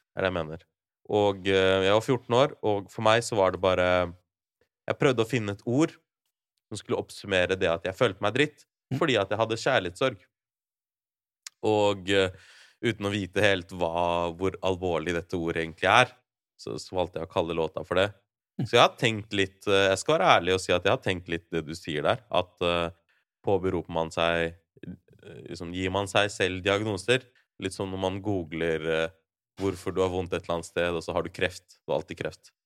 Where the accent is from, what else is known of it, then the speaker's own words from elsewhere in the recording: Larvik, Vestfold, Norway; min hjemby, da. Larvik.